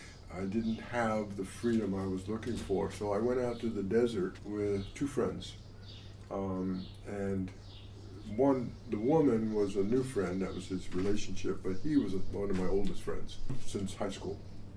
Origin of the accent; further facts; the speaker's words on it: Long Beach, California, United States; I moved into a Long Beach house. I'm originally from Long Beach. Okay. I wasn't born there, but originally from Long Beach.